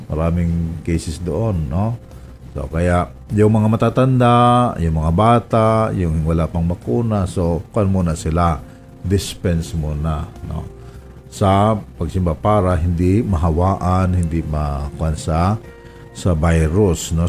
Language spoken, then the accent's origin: Tagalog; Romblon, Mimaropa, Philippines; moved away; Sa amin sa Romblon